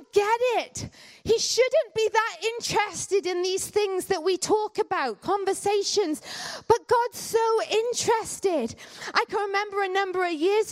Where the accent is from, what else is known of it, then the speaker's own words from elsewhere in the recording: Canada; now in United Kingdom; I grew up in Canada